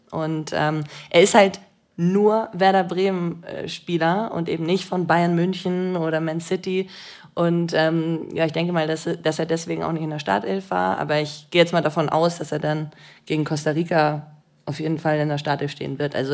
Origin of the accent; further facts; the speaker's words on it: Switzerland; Ich liebe die Schweizer. Ich bin ja auch selber Schweizerin, was soll ich jetzt sagen?